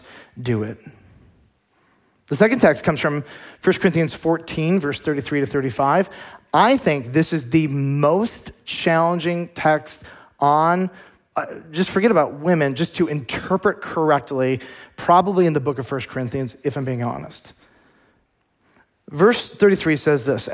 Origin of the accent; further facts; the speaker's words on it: United States; as American Christians